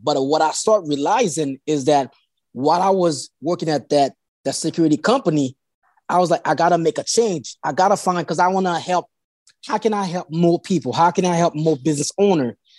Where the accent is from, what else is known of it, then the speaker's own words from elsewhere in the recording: Haiti; English is a second language; now in Delaware, United States; I was born in Haiti